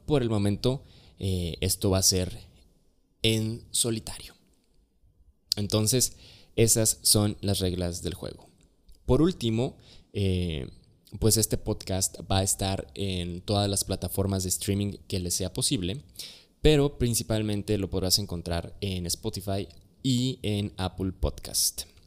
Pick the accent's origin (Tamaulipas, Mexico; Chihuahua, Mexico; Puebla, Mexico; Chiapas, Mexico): Chiapas, Mexico; soy originario de Chiapas